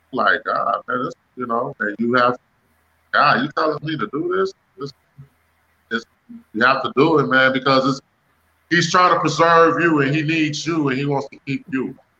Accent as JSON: {"language": "English", "town": "Detroit", "region": "Michigan", "country": "United States", "tie": "born or raised there", "said": "I'm from Detroit. I was born in Detroit, Michigan"}